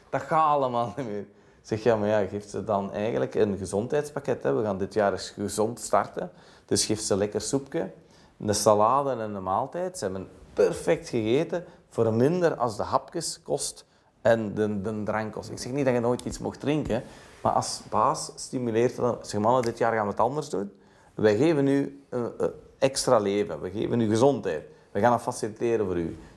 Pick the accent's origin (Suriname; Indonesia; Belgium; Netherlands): Belgium; Wat doen wij als Belg? we staan op, we vertrekken, koffie is dit en dat.